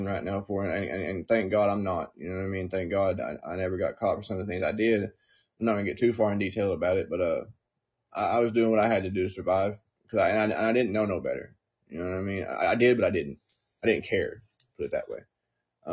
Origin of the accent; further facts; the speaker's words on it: Newport, Tennessee, United States; I'm from a very small town. If I've not said it, I'm from Newport, Tennessee. I'm from a little hillbilly town